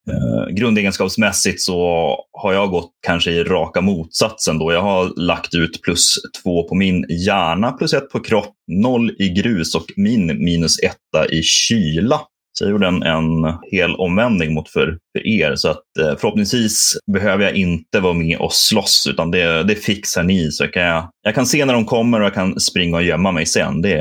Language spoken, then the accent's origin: Swedish; Norrland, Sweden; Jag är norrlänning. Allt, allt söder om Umeå är